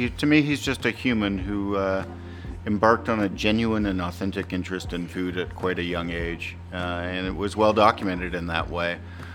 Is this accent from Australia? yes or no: no; Canada; He's Canadian, though. I'm Canadian.